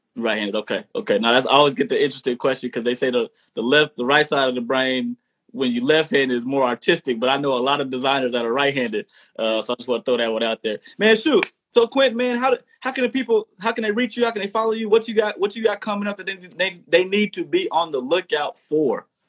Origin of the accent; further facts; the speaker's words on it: Texas, United States; I'm from the South too, straight out of Texas